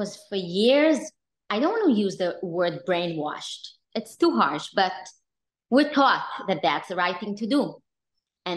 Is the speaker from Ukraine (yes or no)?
no; Israel; I grew up in Israel with American parents who were Baal Teshuva.